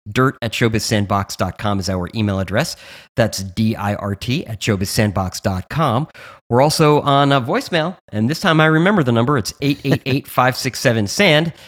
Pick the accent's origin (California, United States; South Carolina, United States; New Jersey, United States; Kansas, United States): New Jersey, United States; I'm from New Jersey